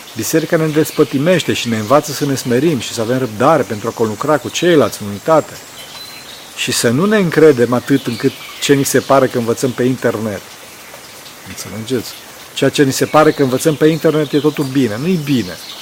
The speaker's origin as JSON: {"language": "Romanian", "region": "Transylvania", "country": "Romania", "said": "sunt din Ardeal"}